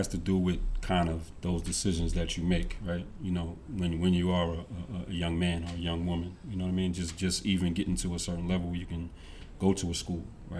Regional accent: New York City, New York, United States; obviously I'm from the Bronx.

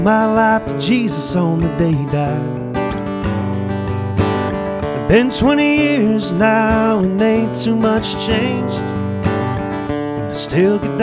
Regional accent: Rock Hill, South Carolina, United States; now in Charlotte, United States; Originally from Rock Hill, South Carolina, and now live in Charlotte

